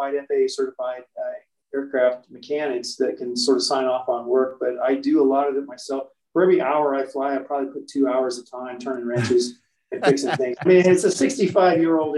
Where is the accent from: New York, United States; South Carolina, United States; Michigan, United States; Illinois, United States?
Illinois, United States; Central; moved away as an adult; also born or lived in Colorado; my hometown